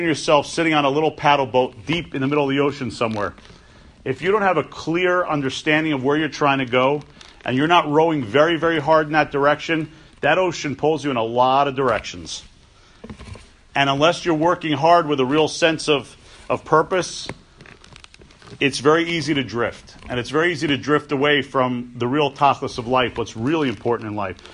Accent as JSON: {"language": "English", "town": "New York City", "region": "New York", "country": "United States", "tie": "born or raised there", "said": "I grew up on the Upper West Side of Manhattan."}